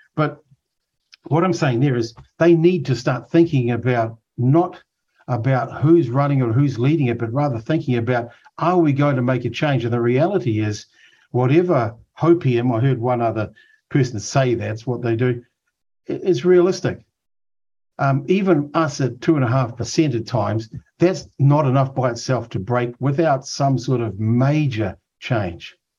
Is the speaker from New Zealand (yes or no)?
yes; Auckland, New Zealand; I grew up in Otara